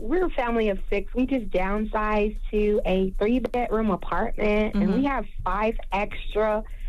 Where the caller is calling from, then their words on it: Austin, Texas, United States; Yeah, I'm calling from Austin, Texas.